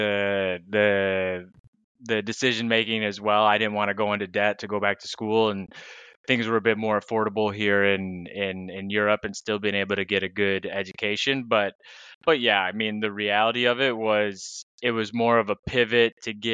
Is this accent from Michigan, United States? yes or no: yes; Michigan, United States; moved away as an adult; also born or lived in Tennessee; now in Lisbon, Portugal; I'm originally from Michigan. I grew up there, stayed there through university, and then moved down to Tennessee